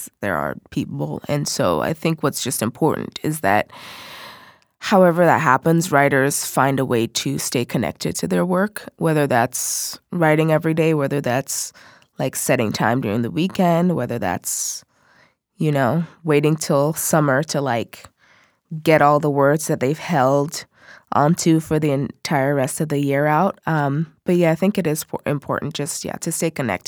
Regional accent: Seattle, Washington, United States; also born or lived in Nigeria; I am originally from Nigeria, but I've lived in Seattle the majority of my life

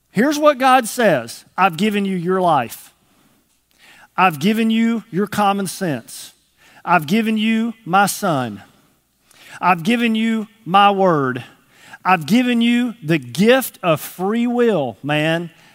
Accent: Texas, United States; moved away as an adult; now in Arkansas, United States; I was from Texas

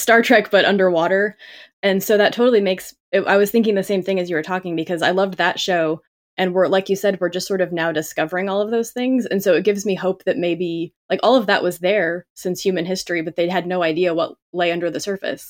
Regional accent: Southern California, United States; I grew up in Cal, Southern California, but enough outside the city

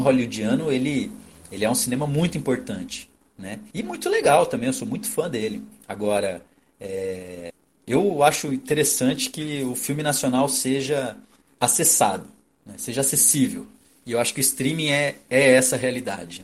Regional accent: Brazil; eu, como brasileiro

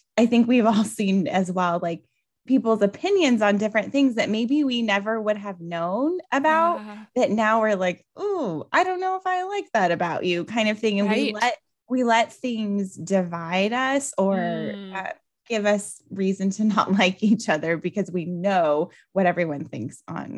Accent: Albuquerque, New Mexico, United States; I'm originally from Albuquerque, New Mexico, and it's so funny because I've traveled all over the world and so many people are like, New Mexico, that's part of Mexico.

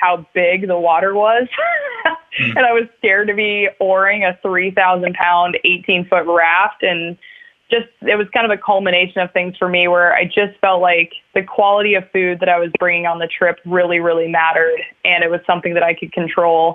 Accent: Girdwood, Alaska, United States; I grew up in Bird Creek in Girdwood, which is just south of Anchorage.

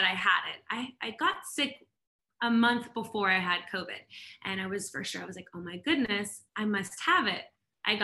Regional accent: Seattle, Washington, United States; now in Atlanta, United States; I was born in Seattle, but I've lived in Atlanta for a little bit over 10 years now

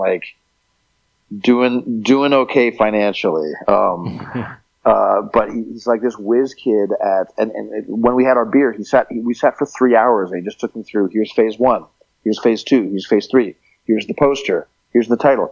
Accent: Texas, United States; also born or lived in Montreal, Canada; growing up in Texas

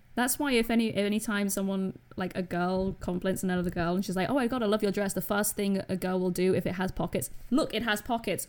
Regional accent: Scotland, United Kingdom; I'm Scottish

